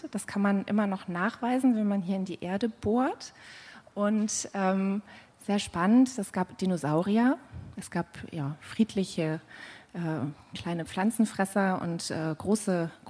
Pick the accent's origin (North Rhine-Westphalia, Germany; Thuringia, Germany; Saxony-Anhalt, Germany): North Rhine-Westphalia, Germany; Das heißt, ich komme hier aus der Gegend. Äh, ich bin in der Nähe von Mönchengladbach groß geworden